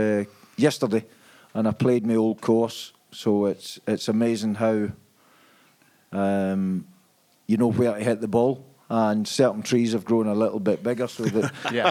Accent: Stranraer, Scotland, United Kingdom; moved away; where I grew up in Scotland's fairly remote, so very similar to what Cornwall would be in England.

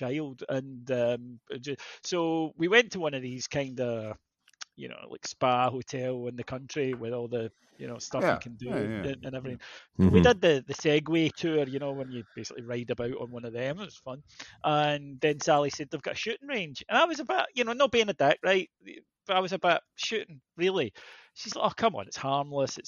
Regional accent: Scotland, United Kingdom; I'm Scottish

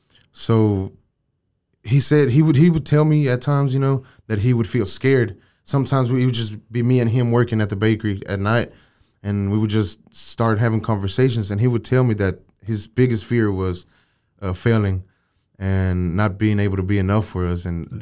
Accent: Waco, Texas, United States; also born or lived in San Luis Potosí, Mexico; Yeah, I was born there. But I was raised here in Waco, man. Gotcha. We moved to Waco when I was about 7-8 years old, and we've been here since.

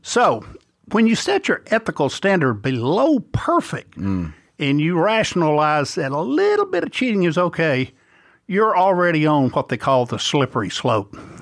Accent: Bossier City, Louisiana, United States; I grew up in Bossier City, Louisiana

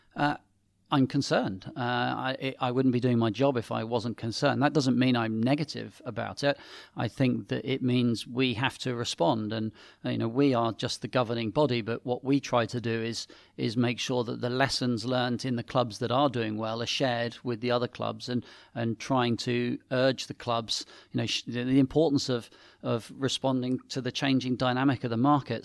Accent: Sevenoaks, South East England, United Kingdom; also born or lived in Paris; I grew up in Seven Oaks in Kent, near a little gravel pit.

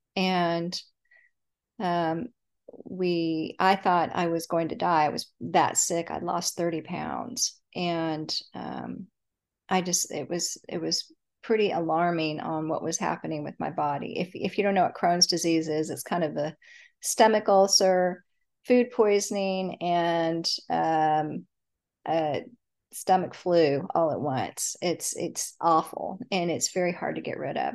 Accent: Dallas, Texas, United States; I grew up in Dallas, Texas. I still live in Dallas

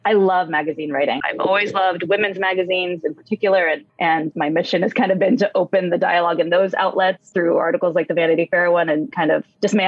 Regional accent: San Francisco, California, United States; I'm in the Bay Area. I was born and raised in San Francisco

